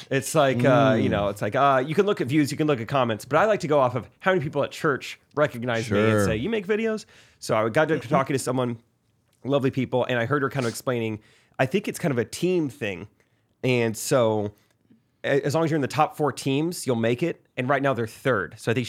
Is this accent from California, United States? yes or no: yes; San Diego, California, United States; A lot of people think I'm from Canada. I'm actually from San Diego, but I flew here